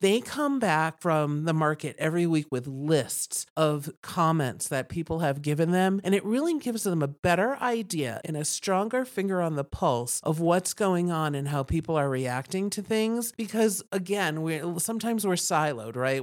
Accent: East Coast, United States; now in Steamboat Springs, United States; I moved here in nineteen ninety. I came here on vacation and just fell in love. I'm from the East Coast

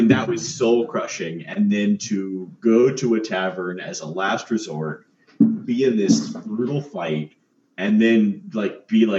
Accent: North Carolina, United States; I grew up in North Carolina

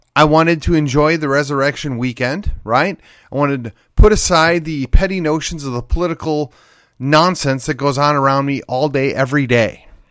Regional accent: McKinney, Texas, United States; born or raised there

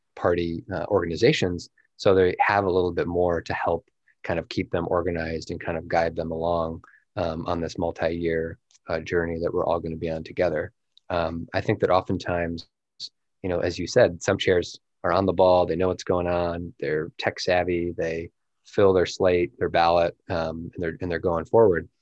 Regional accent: South Bend, Indiana, United States; invest in in my hometown

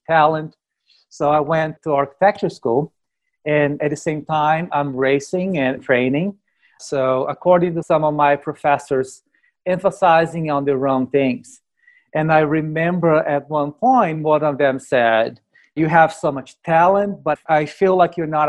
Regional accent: Brazil; now in United States; I am from Brazil

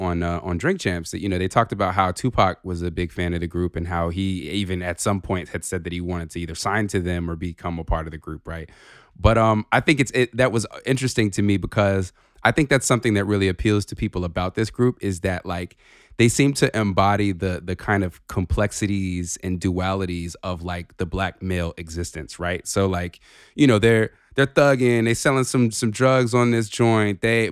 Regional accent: Georgia, United States; I grew up something near Benjamin Mays.

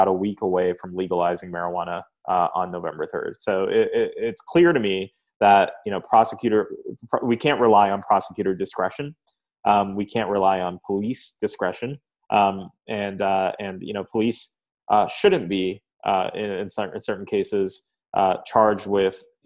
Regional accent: Lawrence Township, New Jersey, United States; I grew up in Lawrence Township, New Jersey, in Mercer County, which is equidistant between Trenton and Princeton

